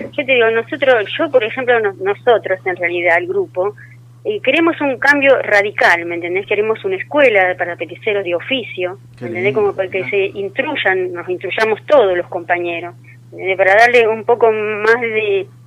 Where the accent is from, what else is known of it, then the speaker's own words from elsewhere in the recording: Monte Quemado, Santiago del Estero, Argentina; Yo soy de Monte